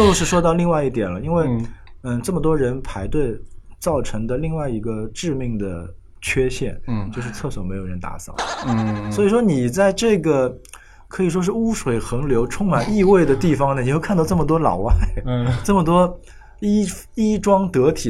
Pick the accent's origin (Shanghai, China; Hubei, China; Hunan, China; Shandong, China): Shanghai, China; 我有可能作为一个上海人